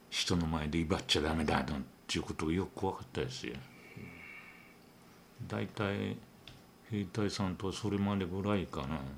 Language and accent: Japanese; Hachijō-jima, Tokyo, Japan; この八丈島のここここの場所ここの屋敷で